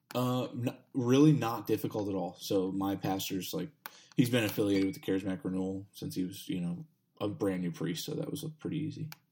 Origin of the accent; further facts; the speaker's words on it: Texas, United States; now in Pittsburgh, United States; I'm, I'm from Texas